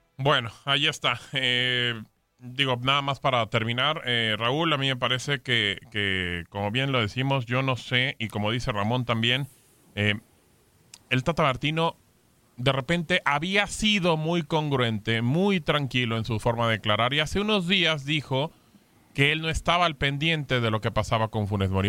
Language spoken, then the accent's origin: Spanish; Mexico; Yo soy mexicano